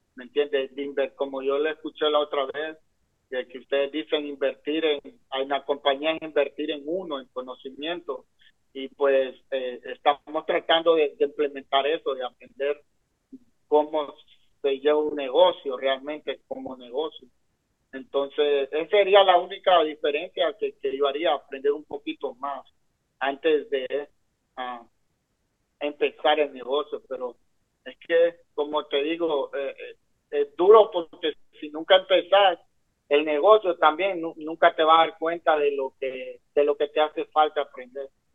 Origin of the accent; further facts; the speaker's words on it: San Pedro Sula, Cortés, Honduras; moved away as an adult; now in Sarasota, United States; Soy hondureño nací en San Pedro Sula